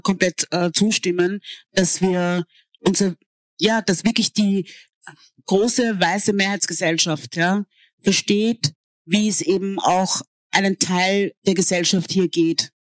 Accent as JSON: {"language": "German", "country": "Austria", "tie": "born or raised there", "also_born_or_lived": "Hungary", "said": "als ich aufgewachsen bin in Österreich"}